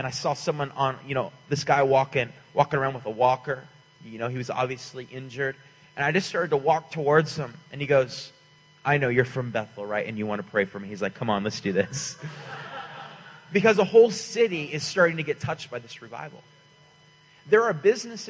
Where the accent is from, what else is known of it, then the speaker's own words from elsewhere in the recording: Canada; now in Redding, United States; I'm from the nation of Canada originally. I'm Canadian